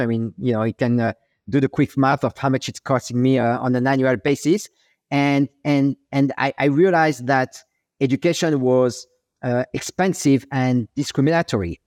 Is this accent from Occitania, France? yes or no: no; Paris, Île-de-France, France; accent: French; English is a second language; moved away as an adult; now in New York, United States; I'm French. Uh, I was born and raised in, in Paris